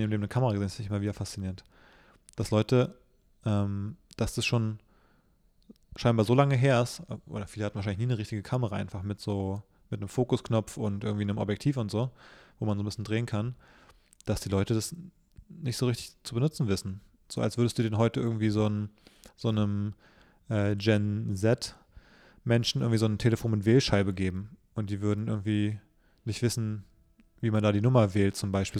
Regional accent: Berlin, Germany; ich bin ja gebürtiger Berliner, aber so richtig

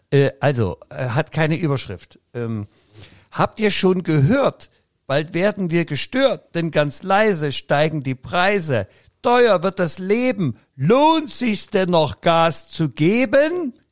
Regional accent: Leipzig, Saxony, Germany; also ich als Leipziger, muss ich dir sagen

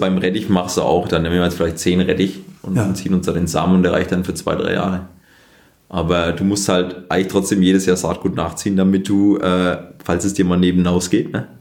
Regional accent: Germany; als Deutscher

